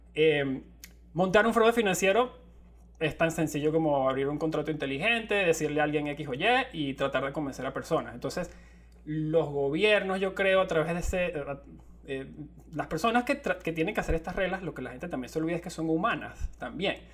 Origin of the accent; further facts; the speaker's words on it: Venezuela; somos de Venezuela